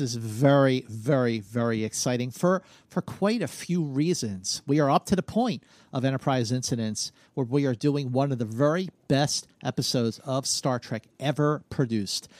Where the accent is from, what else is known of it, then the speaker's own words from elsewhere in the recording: Philadelphia, Pennsylvania, United States; growing up in Philadelphia